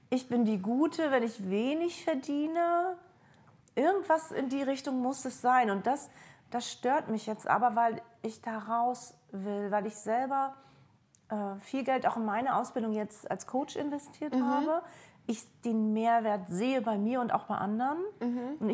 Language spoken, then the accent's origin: German; East Germany, Germany; kann sein, ich bin in der DDR aufgewachsen, irgendwas geht da auch noch mit meinem Mann.